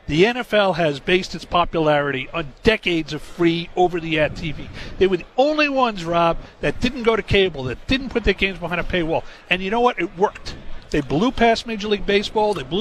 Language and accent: English; New York, United States; coming as a New Yorker